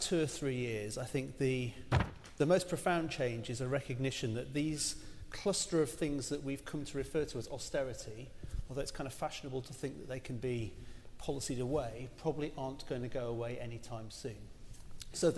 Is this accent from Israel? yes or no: no; Rotherham, Yorkshire and the Humber, United Kingdom; moved away; also born or lived in Barking and Dagenham, London; I grew up actually in Rotherham in South Yorkshire in the 70s and 80s